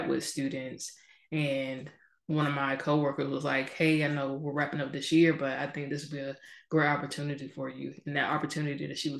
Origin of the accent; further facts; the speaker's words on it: Georgia, United States; moved away as an adult; also born or lived in California; I'm from Georgia. So first time ever living outside of the state of Georgia